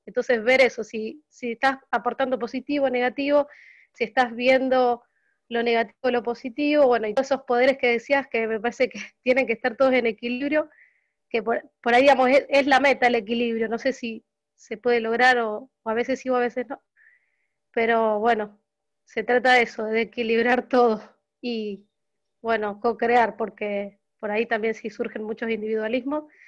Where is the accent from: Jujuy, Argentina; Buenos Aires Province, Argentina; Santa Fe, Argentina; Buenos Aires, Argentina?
Santa Fe, Argentina; Rosario; de Rosario, Santa Fe, Argentina